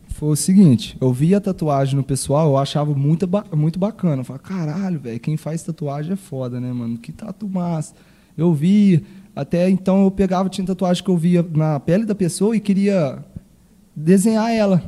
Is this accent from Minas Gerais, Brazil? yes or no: yes; São Sebastião do Paraíso, Minas Gerais, Brazil; eu fui nascido e criado aqui em São Sebastião do Paraíso, no bairro São Judas